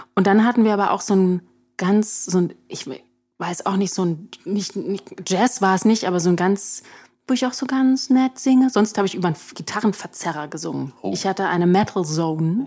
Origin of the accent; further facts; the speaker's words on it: Berlin, Germany; da bin ich also an der Stadtgrenze aufgewachsen